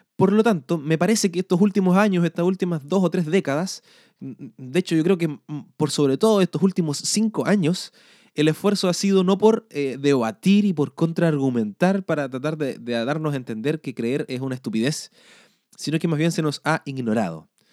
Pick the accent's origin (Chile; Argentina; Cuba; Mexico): Chile; nacimos en Chile o en Sudamérica, en eh, Chile en mi casa